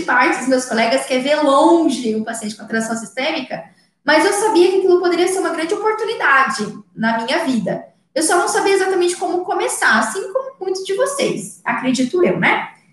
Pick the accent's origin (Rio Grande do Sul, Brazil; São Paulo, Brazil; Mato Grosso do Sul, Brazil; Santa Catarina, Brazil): Mato Grosso do Sul, Brazil; aqui no meu estado, eu sou de Mato Grosso do Sul